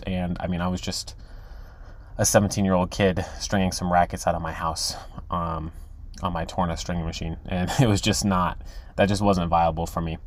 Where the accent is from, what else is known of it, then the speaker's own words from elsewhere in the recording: Texas, United States; I'm from Texas